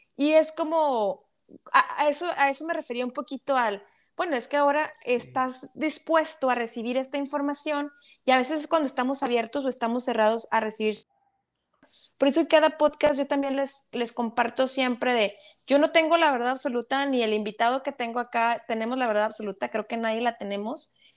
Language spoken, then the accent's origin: Spanish; Monterrey, Nuevo León, Mexico; moved away as an adult; como decimos los regios, allá en mi ciudad